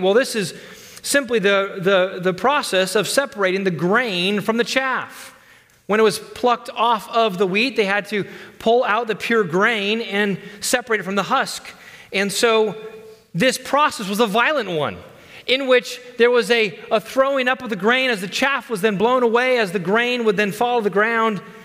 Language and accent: English; United States; as American Christians